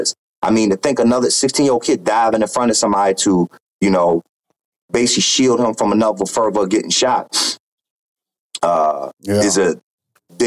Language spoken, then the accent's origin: English; Baltimore, Maryland, United States; I'm being from Baltimore, Maryland, you hear a lot, so it's gunfire